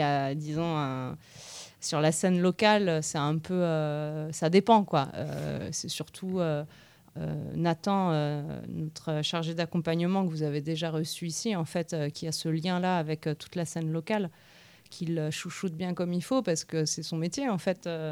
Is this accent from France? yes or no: yes; Nantes, Pays de la Loire, France; now in Tours, France; je ne suis pas de Tours. À l'origine, je suis de Nantes